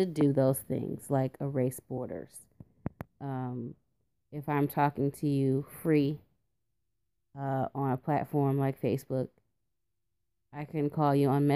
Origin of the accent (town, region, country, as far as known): United States